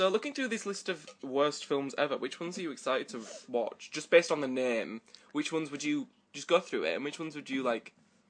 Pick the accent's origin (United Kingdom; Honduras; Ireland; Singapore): United Kingdom; Dewsbury, Yorkshire and the Humber; moved away as an adult; now in Toulouse, France; I grew up in Dewsbury. I went to school in Dewsbury